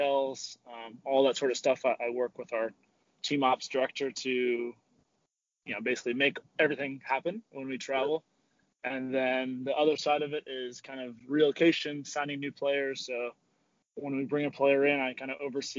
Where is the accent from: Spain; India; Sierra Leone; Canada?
Spain; now in United States; I'm from Spain